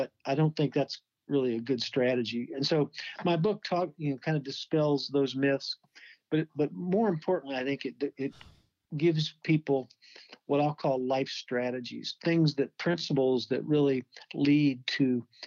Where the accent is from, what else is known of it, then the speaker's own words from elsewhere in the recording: Kentucky, United States; moved away as an adult; now in Phoenix, United States; from Phoenix and also from Kentucky, actually, my home state